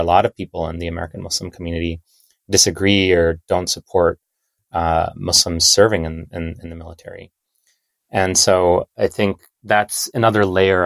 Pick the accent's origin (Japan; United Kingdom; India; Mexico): India; now in United States; I'm an immigrant from India myself